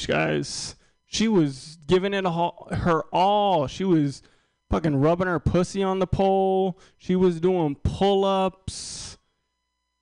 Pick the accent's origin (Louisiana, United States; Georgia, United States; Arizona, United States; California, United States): Louisiana, United States; New Orleans; now in Austin, United States; I'm originally from New Orleans. I went back home to New Orleans